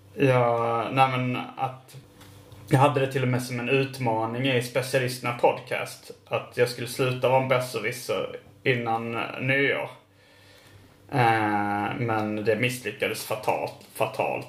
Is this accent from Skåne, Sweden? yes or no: yes; Malmö, Skåne, Sweden; Jag är född i Malmö